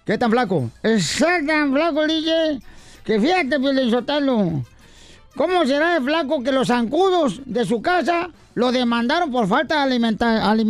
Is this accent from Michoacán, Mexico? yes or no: yes; Michoacán, Mexico; Eh, eh, no, yo no soy español, fíjate, soy michoacano.